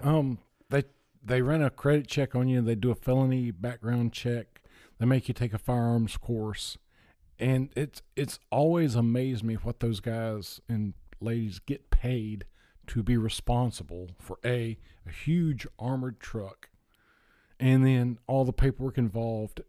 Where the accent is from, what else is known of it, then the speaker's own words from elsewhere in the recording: Gastonia, North Carolina, United States; moved away as an adult; also born or lived in Hilton Head Island, South Carolina / Florida; I was born in, uh, Gastonia, North Carolina